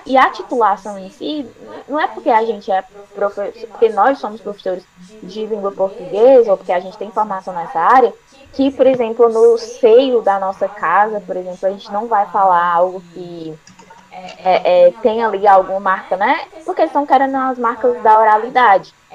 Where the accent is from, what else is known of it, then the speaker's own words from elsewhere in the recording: Ceará, Brazil; aqui no Ceará e, e a gente tem muito essa influência também do francês. Então, a, a gente até fala um pouco assim, talvez nesse R